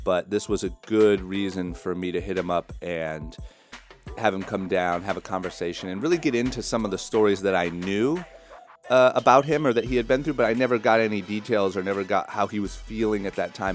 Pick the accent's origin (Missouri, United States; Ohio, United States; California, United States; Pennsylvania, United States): Ohio, United States; growing up in Ohio